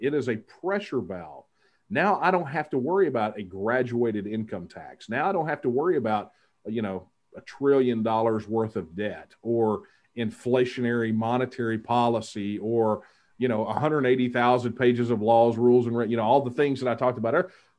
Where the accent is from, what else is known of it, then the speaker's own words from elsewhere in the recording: Texas, United States; my hometown. It was a hometown, a little over 5,000 people